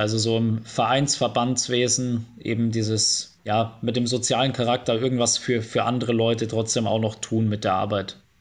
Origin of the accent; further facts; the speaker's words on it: Bavaria, Germany; moved away as an adult; now in Cologne, Germany; Bayern wird immer meine Heimat bleiben, aber Köln ist auf jeden Fall Wahlheimat geworden